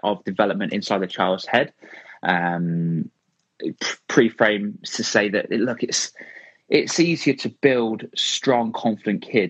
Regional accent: Rugby, West Midlands, United Kingdom; my hometown here in Rugby

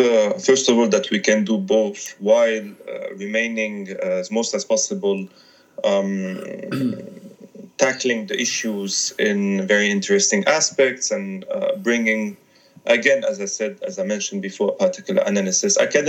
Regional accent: Syria; now in Switzerland; I can say that I'm originally from Syria. I'm going back and forth with the region, although I live most of my life outside of the region, mostly in Switzerland.

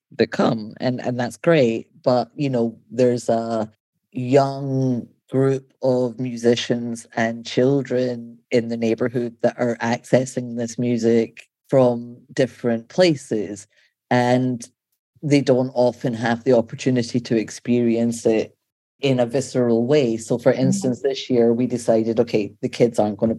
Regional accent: Scotland, United Kingdom; also born or lived in London; now in Baltimore, United States; I grew up in Scotland

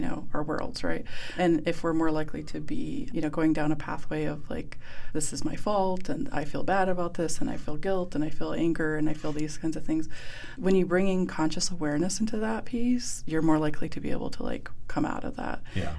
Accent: Blackfeet Reservation, Montana, United States; I grew up on the Blackfeet Reservation

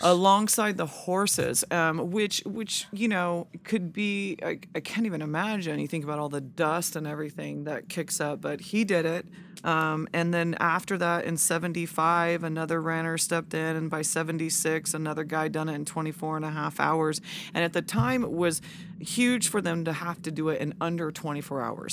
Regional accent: Lodi, California, United States; also born or lived in Sacramento, United States; now in Auburn, United States; was born and raised in Lodi, but I moved to Sacramento and went to school, lived downtown, and, um, and then moved from there to Auburn to live

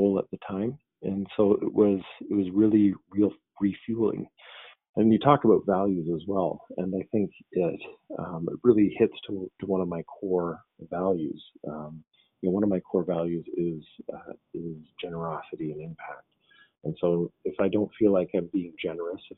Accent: Victoria, British Columbia, Canada; I came back to my hometown in Victoria, BC

